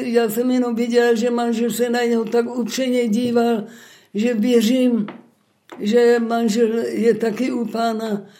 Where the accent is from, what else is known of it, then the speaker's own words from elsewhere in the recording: Krnov, Moravian-Silesian Region, Czechia; also born or lived in Bruntál; Narodila jsem se v Bruntále a ve třech letech jsem se přestěhovala do Krnova s rodiči.